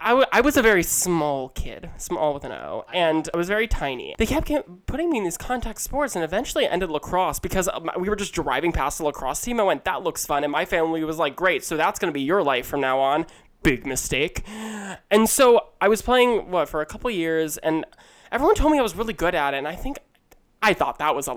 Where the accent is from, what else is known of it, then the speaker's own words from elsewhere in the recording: outside of Philadelphia, Chester County, Pennsylvania, United States; also born or lived in Manhattan, New York; I grew up in outside of Philadelphia, the Chester County area